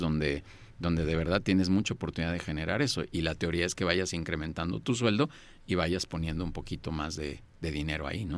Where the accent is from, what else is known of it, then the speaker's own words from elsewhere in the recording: Mexico; yo también soy mexicano